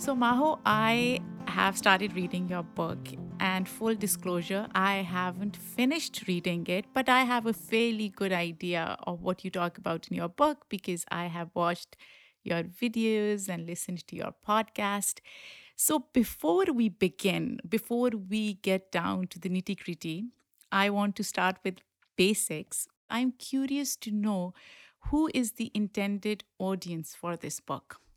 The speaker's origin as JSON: {"language": "English", "country": "Pakistan", "tie": "born or raised there", "moved": "yes", "said": "someone who grew up in Pakistan"}